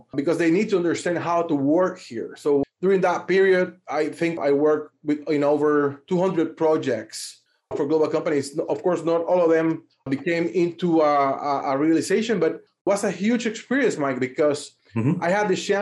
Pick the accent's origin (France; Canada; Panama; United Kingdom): Panama; I'm from Panama. Born and raised in Panama, and I've been here all my life.